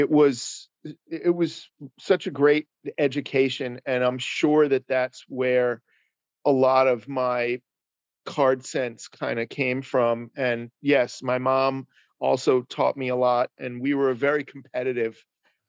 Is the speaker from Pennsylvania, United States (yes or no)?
no; Paramus, New Jersey, United States; born or raised there; also born or lived in Manhattan, New York